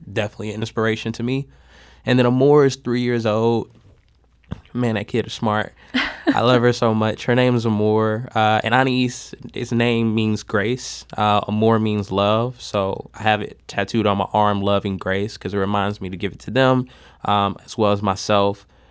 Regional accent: St. Louis, Missouri, United States; I grew up in North County. Um, I grew up between Kinloch, Castle Point, and a little bit of Southside.

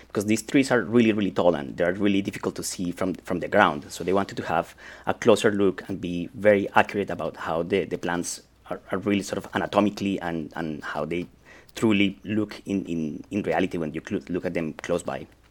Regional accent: Colombia; I am from Colombia

